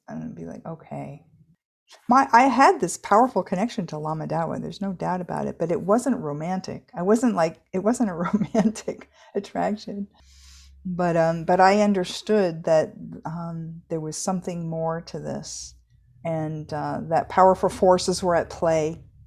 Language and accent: English; United States; I'm an American adult now